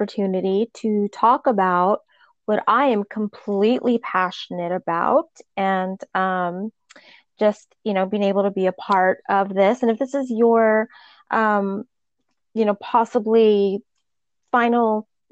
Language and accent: English; Albuquerque, New Mexico, United States; moved away as an adult; now in Newport Beach, United States; I'm originally from Albuquerque, New Mexico, and I currently live in Newport Beach, California. I've been here for about 20 years